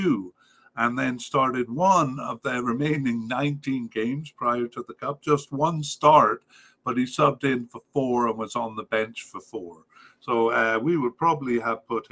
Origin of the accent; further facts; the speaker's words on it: Cardiff, Wales, United Kingdom; I was raised in Cardiff